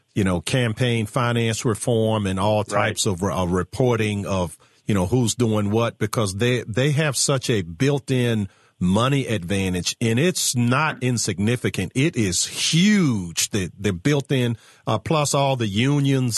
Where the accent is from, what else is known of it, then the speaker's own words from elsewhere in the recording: Virginia, United States; my home state of Virginia